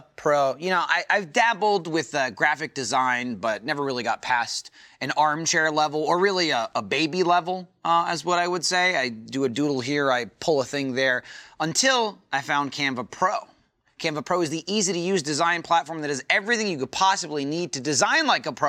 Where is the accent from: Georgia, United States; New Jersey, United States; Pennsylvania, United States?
New Jersey, United States; I'm from New Jersey